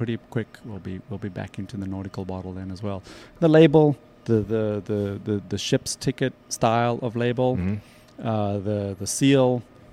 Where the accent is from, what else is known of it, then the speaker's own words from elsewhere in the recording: South Africa; moved away; growing up in South Africa